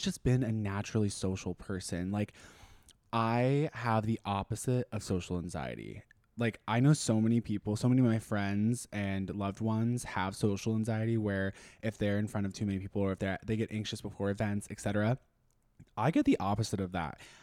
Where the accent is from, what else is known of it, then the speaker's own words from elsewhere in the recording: Austin, Texas, United States; also born or lived in Minnesota; I'm from Austin. So I was raised here. We technically I wasn't born here, so I was originally born in Minnesota, but we moved here whenever I was 5